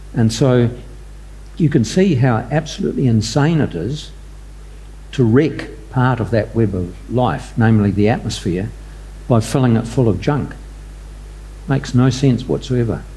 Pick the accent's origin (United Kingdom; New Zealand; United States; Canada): New Zealand; I'm a Kiwi